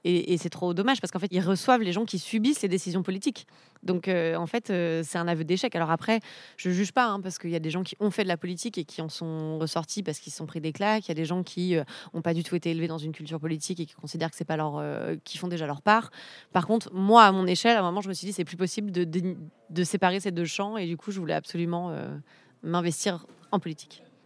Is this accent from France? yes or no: yes; Misérieux, Auvergne-Rhône-Alpes, France; moved away; je suis née à Misérieux dans l'Ain